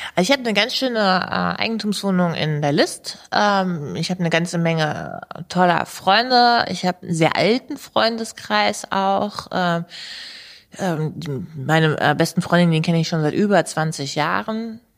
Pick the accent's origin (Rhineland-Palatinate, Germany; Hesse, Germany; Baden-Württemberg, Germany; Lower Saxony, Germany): Lower Saxony, Germany; Hanover; also born or lived in Gehrden; aus meinem Heimatstadtteil